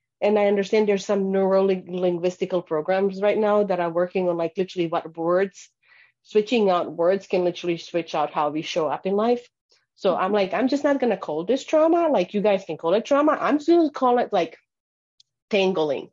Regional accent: Bosnia & Herzegovina; moved away; I grew up in Bosnia in the war, falling apart of Yugoslavia

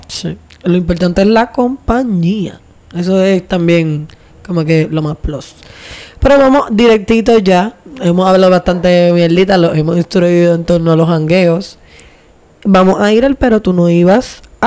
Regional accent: Vieques, Puerto Rico; also born or lived in Luquillo / Río Piedras; criada en Luquillo, luego criada otra vez desde la juventud más o menos, ustedes saben ya, eh, en Vieques

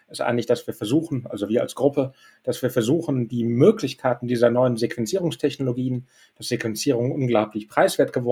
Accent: Düsseldorf, North Rhine-Westphalia, Germany; ich meine, wir sind alle äh, Düsseldorfer und Rheinländer.

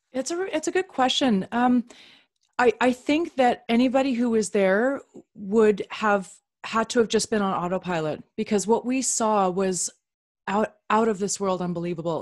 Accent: Canada; also born or lived in Upper Manhattan, New York; now in New York, United States; I'm a Canadian

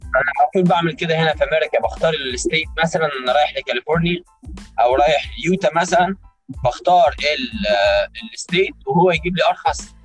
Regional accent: Egypt; now in New York, United States; عندنا في مصر

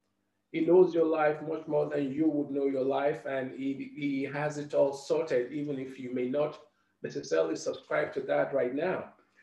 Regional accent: London, United Kingdom; as a young Black man growing up in London, ever experienced any kind of overt racism

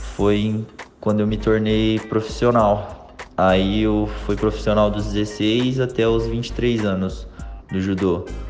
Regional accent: Brazil; eu me mudei para o Brasil de 3 para 4 anos, mais ou menos. Foi quando os meus pais decidiram voltar

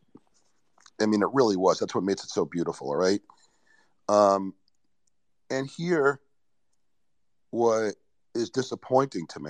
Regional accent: New York, United States; I was born in New York, so I grew up with a lot of graffiti

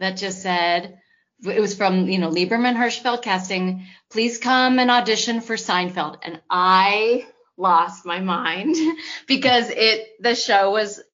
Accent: Los Angeles, California, United States; I'm from Los Angeles, and I went to UCLA

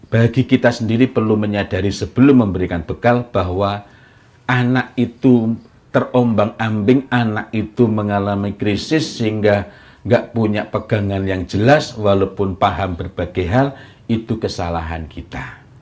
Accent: East Java, Indonesia; moved away; Tetapi ketika saya dari Jawa Timur kemudian bermukim di sini, maka saya harus paham mengenai Eh, budaya di sini agar tidak menimbulkan masalah yang tidak perlu. Nah, tegasnya orang Jawa Timur berbeda dengan tegasnya orang Sulawesi.

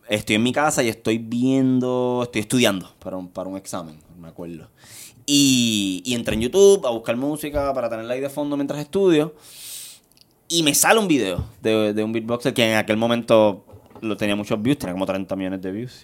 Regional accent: Guaynabo, Puerto Rico; yo soy del barrio Monacillo. sector está en la Marina de Guaynabo

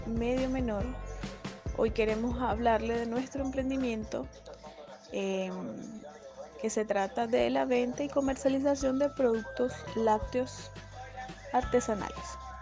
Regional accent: Venezuela; now in Chile; nosotros somos de origen venezolano

